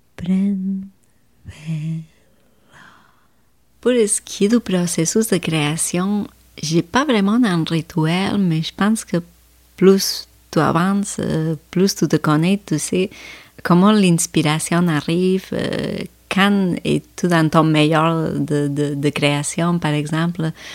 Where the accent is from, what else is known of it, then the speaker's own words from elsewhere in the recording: Spain; moved away; je viens de l'Espagne, je viens de l'Europe